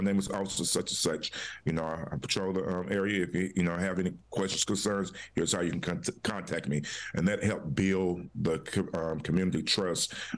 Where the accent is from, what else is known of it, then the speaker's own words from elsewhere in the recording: Charlotte, North Carolina, United States; I grew up in Earl Village, in Charlotte